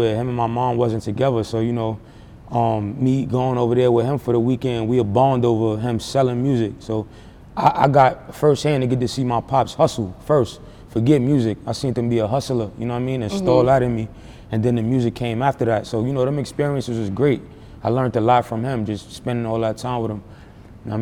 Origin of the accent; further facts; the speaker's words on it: New York City, New York, United States; Growing up in East Harlem